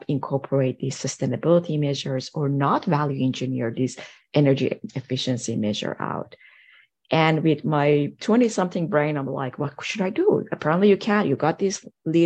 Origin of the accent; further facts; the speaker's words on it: Iran; moved away as an adult; now in United States; I grew up in Iran, and over there, pretty much in high school, you have to decide which field you want to go